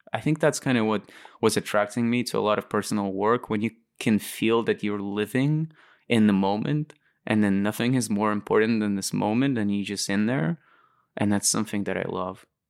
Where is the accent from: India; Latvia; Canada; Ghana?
Latvia; moved away as an adult; also born or lived in Moscow, Russia / London, United Kingdom; why I moved out from Lat-, like, in the first place, um, I was never really inspired by Latvia